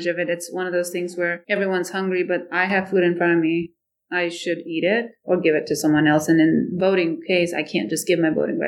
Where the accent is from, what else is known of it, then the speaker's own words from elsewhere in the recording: Nepal; English is a second language; also born or lived in Canada; now in Ankeny, United States; I grew up in Nepal. I lived part of my life in Canada.